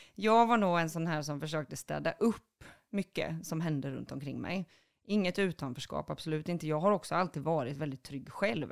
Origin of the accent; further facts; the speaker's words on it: Boxholm, Östergötland, Sweden; Jag är född i en liten håla utanför Linköping, söder om Linköping, som heter Boxholm